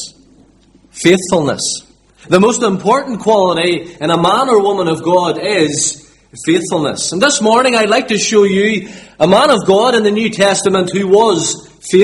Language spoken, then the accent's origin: English; Limavady, Northern Ireland, United Kingdom; But I'm from Limavady